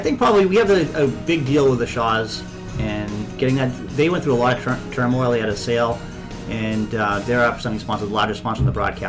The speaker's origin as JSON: {"language": "English", "town": "Boston", "region": "Massachusetts", "country": "United States", "accent": "Boston", "said": "my Boston accent"}